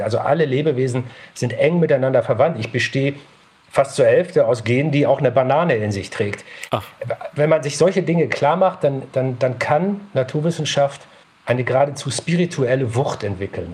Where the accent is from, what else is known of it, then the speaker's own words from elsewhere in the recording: Northern Germany, Germany; ich bin in Norddeutschland aufgewachsen